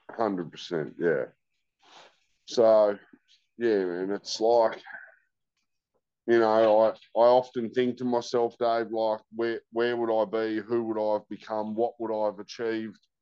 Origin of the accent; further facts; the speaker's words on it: George Town, Tasmania, Australia; also born or lived in Launceston, Tasmania; I grew up in Georgetown. From one to 10